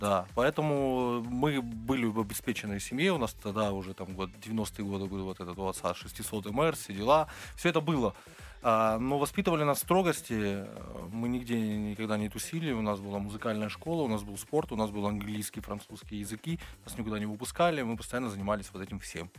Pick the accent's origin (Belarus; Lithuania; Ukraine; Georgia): Georgia; now in Moscow, Russia; Мы грузины, мы кавказцы